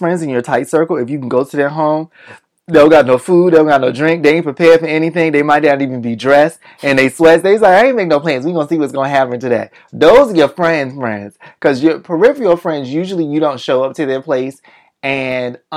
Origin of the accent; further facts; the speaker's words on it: Boston, Massachusetts, United States; also born or lived in Alabama; grew up in Boston